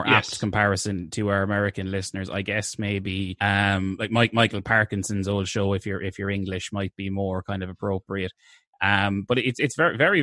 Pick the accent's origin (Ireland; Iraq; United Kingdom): Ireland; I am Irish. I was born and raised here